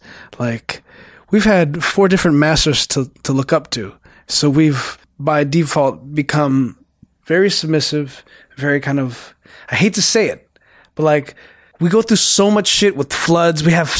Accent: Philippines; Philippines, obviously, my hometown or my home country.

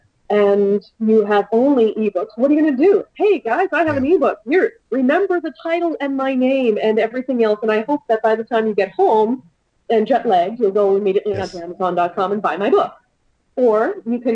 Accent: Montreal, Quebec, Canada; I am from Montreal

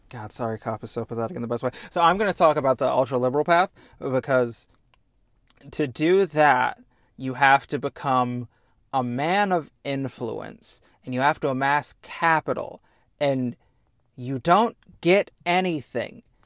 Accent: United States; I'm black and from America

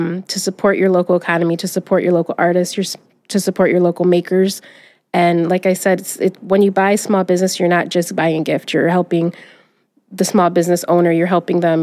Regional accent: Detroit, Michigan, United States; Growing up in Southwest Detroit, we had a very big small business community

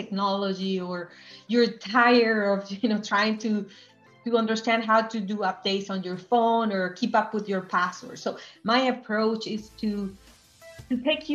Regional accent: Venezuela; I grew up in Venezuela

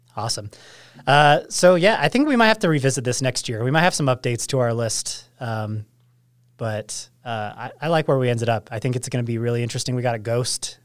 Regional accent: Ogden, Utah, United States; I came from Ogden

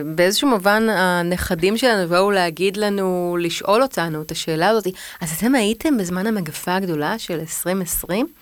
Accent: Tel Aviv, Tel Aviv District, Israel; אני בת 42, אני תל אביבית

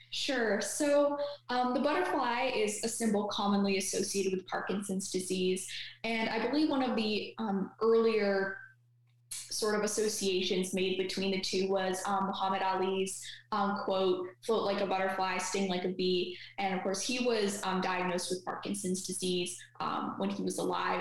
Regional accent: Canada; also born or lived in Ottawa

